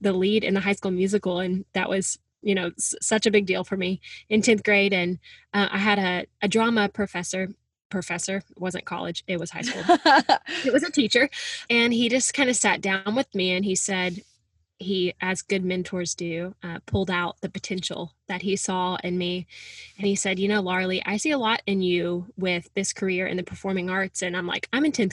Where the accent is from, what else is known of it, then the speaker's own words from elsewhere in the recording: Little Rock, Arkansas, United States; moved away as an adult; also born or lived in Oklahoma City; now in New York City, United States; I'm from Little Rock, Arkansas. I'm the youngest of three girls. And yeah, growing up, faith and family was just such a big part of my life